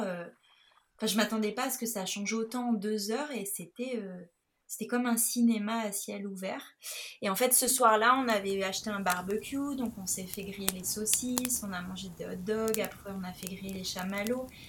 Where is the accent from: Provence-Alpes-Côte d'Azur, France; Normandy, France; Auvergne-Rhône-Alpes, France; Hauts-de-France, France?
Provence-Alpes-Côte d'Azur, France; Nice; je suis originaire de Nice